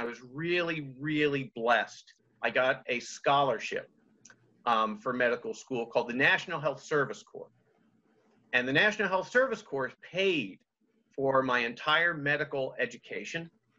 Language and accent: English; Washington, D.C. area, United States; I grew up in outside of Washington, D.C.